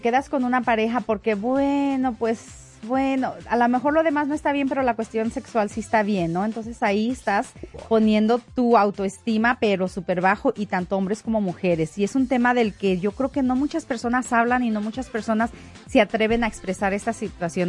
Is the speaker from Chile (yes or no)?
no; Mexico; also born or lived in Denver, Colorado; como mexicana, aprecio lo mexicano